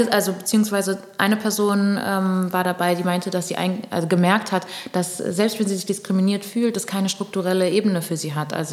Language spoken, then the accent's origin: German; Pernambuco, Brazil; ja, ich bin Brasilianerin, mhm. weil Brasilien ist das fünftgrößte Land der Welt. Also ich könnte gerade sagen, okay, Pernambucana vielleicht.